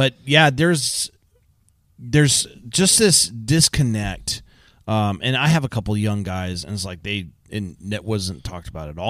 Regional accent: California, United States; because I grew up in Southern California, and I got into the trades right out of high school.

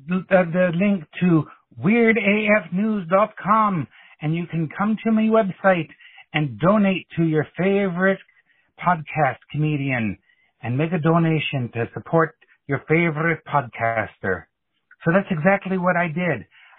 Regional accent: Ireland; Now, Jonesy, you may have figured out by now that I'm from Ireland.

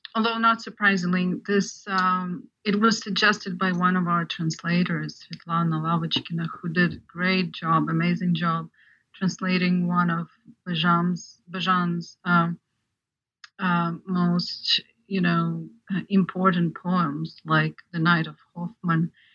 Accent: Ukraine; moved away; I'm actually an example of of um, Ukrainian, partly Ukrainian audience because I grew up in Ukraine

